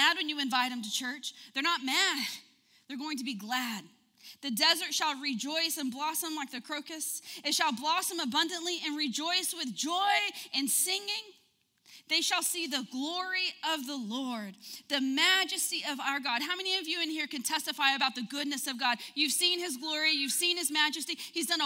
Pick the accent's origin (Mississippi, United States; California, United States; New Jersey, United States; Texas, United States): Texas, United States; Odessa; moved away; I'm from Odessa, and I'm going to tell you, the water there is bad.